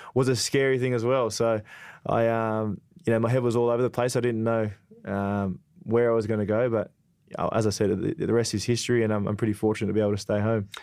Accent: Perth, Western Australia, Australia; I was a, a big West Coast man growing up in Perth

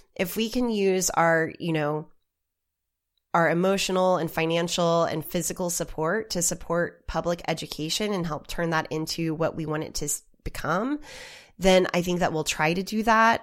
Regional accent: Oklahoma, United States; I come from Oklahoma

